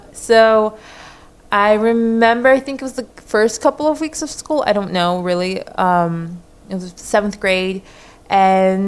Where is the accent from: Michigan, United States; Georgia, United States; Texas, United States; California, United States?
California, United States; Orange County; first language Spanish; English is a second language; I was raised in Orange County